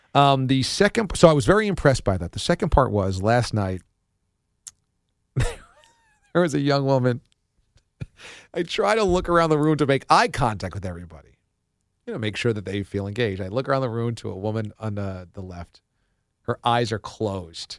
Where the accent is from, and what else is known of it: Warwick, United States; born or raised there; moved away